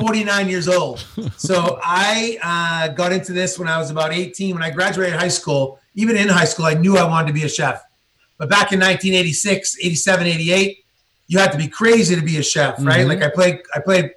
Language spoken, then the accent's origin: English; Billerica, Massachusetts, United States; I'm from Boston. I was raised outside of Boston in a little town, Billerica, Massachusetts.